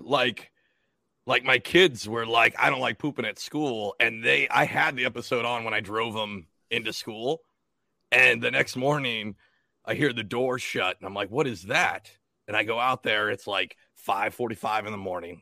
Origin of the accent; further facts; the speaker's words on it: Washington, United States; moved away as an adult; also born or lived in Atlantic City, New Jersey; now in South Jersey, United States; I'm not from here. I'm from Washington State